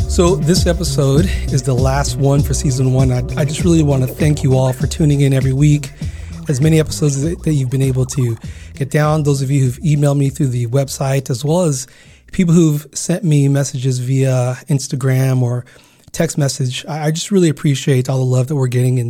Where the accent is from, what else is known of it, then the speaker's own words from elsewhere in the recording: Garden Grove, California, United States; also born or lived in Uganda / Carson, California; growing up in Garden Grove, California